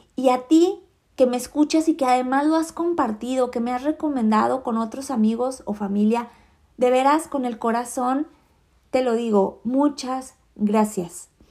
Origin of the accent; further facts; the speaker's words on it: Mexico; Yo soy mexicana